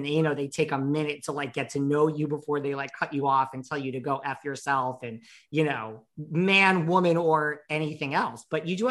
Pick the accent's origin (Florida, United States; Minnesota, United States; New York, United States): New York, United States; I'm from New York